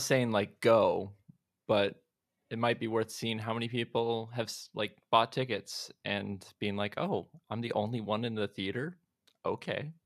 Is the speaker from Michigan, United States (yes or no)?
no; Olympia, Washington, United States; I'm actually from Olympia.